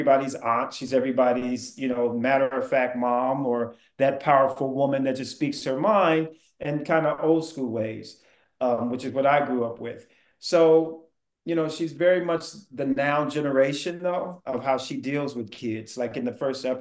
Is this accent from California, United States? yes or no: yes; the Bay Area, California, United States; I am from the Bay